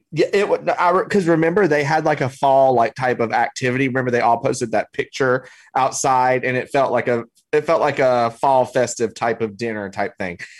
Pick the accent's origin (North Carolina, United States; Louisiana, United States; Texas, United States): North Carolina, United States; Surry County; I grew up in Surrey County, North Carolina.